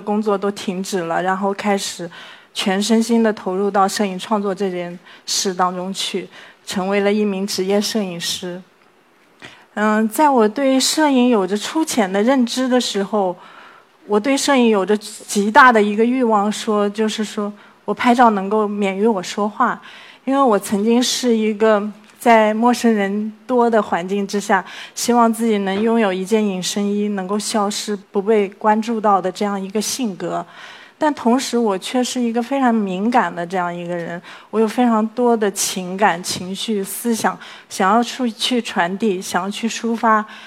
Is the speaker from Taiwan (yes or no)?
no; Hangzhou, Zhejiang, China; 我来自 杭州